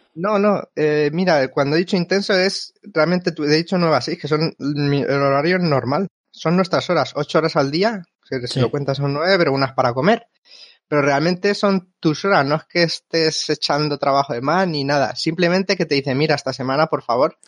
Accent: Albacete, Castilla-La Mancha, Spain; moved away as an adult; also born or lived in Japan; now in Vancouver, Canada; de dónde vengo, soy de, Albacete

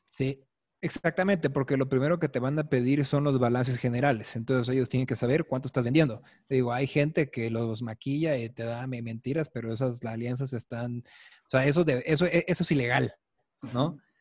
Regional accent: Chiapas, Mexico; now in Mexico City, Mexico; yo no soy de aquí del DF, yo soy de Chiapas

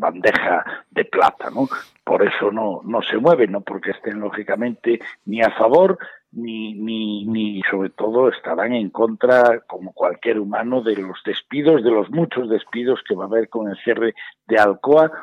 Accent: Galicia, Spain; como gallego, incluso como español

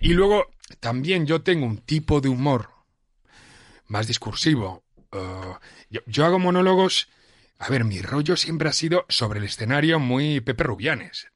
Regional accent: Catalonia, Spain; moved away as an adult; now in Madrid, Spain; Yo cuando llegué aquí como, joven catalán

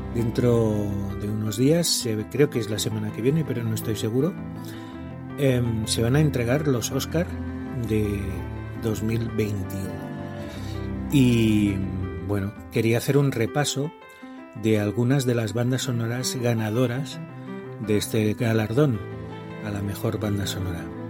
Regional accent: Barcelona, Catalonia, Spain; now in Huesca, Spain; No estoy en mi casa, no estoy en Huesca, estoy en mi casa original, estoy allí donde nací, en Barcelona

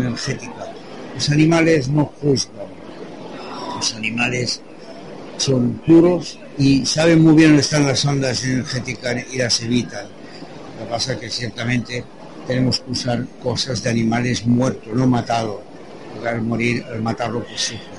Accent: Toulouse, Occitania, France; now in Spain; Yo no soy de aquí, yo soy de Toulouse, de Francia.

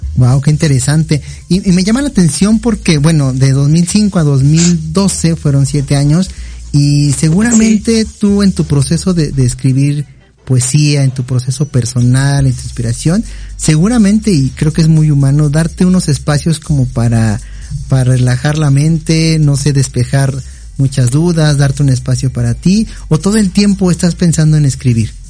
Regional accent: Mexico; nosotros también como mexicanos

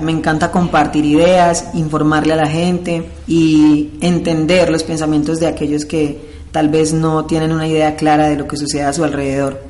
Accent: Tienda Nueva, Valle del Cauca, Colombia; also born or lived in Medellín; soy del corregimiento de Tienda Nueva y vengo desde Medellín

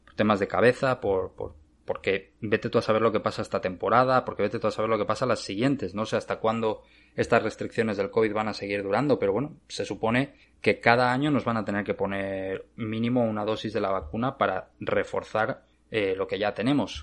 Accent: Asturias, Spain; moved away as an adult; now in Arizona, United States; Yo soy de Asturias

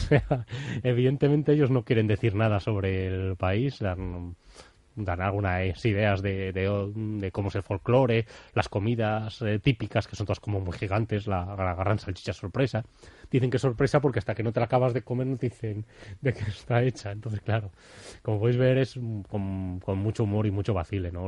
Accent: Bilbao, Basque Country, Spain; a mí como bilbaíno

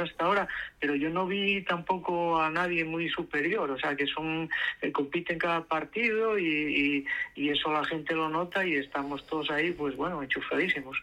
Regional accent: Asturias, Spain; como asturianos

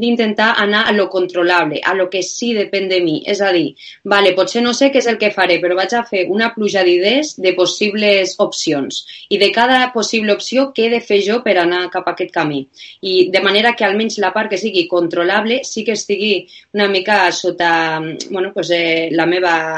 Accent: Lleida, Catalonia, Spain; now in Bilbao, Spain; jo vinc a Bilbao, però sóc de Lleida i quan vaig baixant a Lleida pues, a veure els meus pares

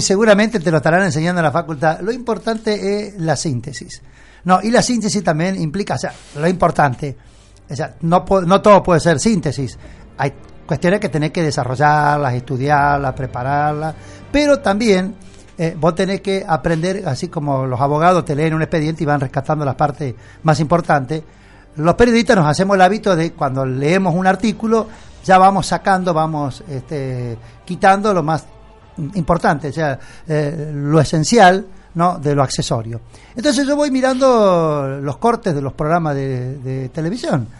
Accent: Sunchales, Santa Fe, Argentina; yo soy de Sunchale

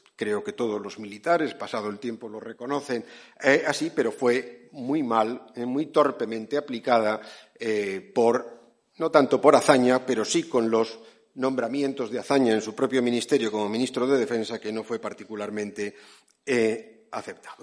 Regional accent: San Sebastián, Basque Country, Spain; Mi ciudad natal en San Sebastián

